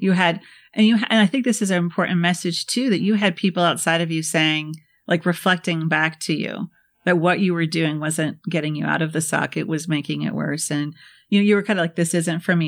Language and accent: English; Midwest, United States; I'm from the Midwest